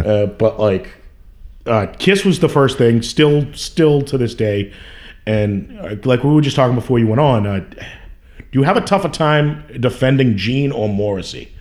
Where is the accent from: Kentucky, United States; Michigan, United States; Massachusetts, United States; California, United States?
Massachusetts, United States; Somerville; I grew up in Somerville, uh, right in Union Square.